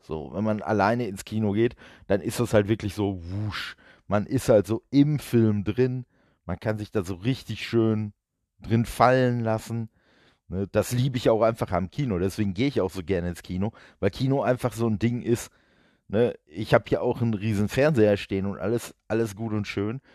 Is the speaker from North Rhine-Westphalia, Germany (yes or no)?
yes; Duisburg, North Rhine-Westphalia, Germany; ich komme ja aus Duisburg